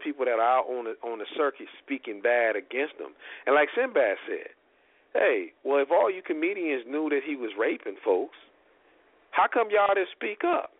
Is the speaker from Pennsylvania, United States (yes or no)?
no; South Bend, Indiana, United States; I'm from South Bend